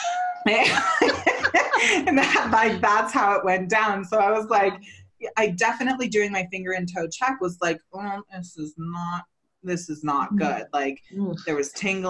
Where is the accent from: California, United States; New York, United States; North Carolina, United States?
California, United States; Santa Cruz; also born or lived in Garberville, California; I grew up in Santa Cruz